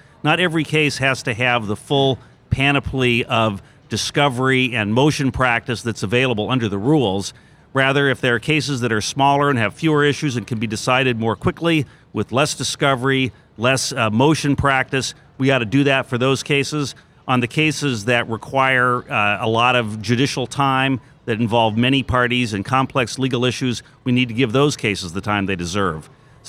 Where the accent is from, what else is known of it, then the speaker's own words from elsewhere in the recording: Oregon, United States; Well, I am from Oregon originally.